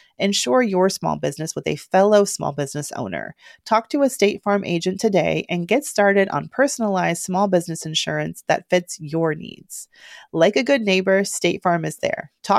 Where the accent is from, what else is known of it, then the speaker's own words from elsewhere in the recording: Georgia, United States; That's how you know I'm from Georgia.